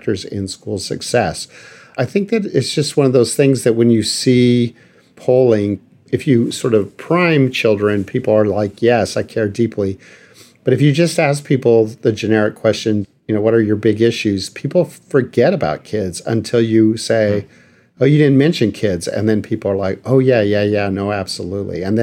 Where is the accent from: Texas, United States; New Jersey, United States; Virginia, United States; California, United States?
Texas, United States; El Paso; now in Washington, D.C., United States; I'm originally from El Paso, Texas, and worked there